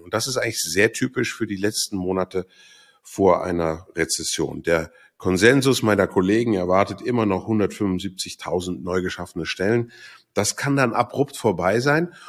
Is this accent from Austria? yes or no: no; Switzerland; Bei uns in der Schweiz